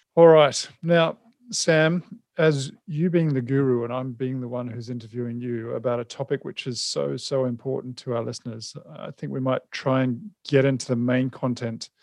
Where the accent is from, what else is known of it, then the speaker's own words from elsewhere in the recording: New Zealand; moved away; I'm originally a Kiwi as well